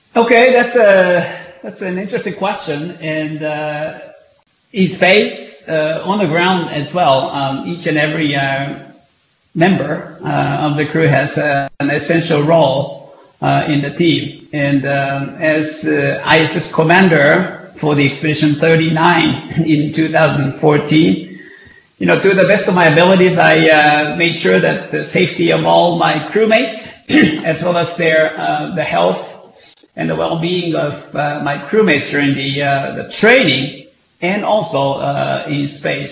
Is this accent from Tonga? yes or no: no; Japan; growing up in Japan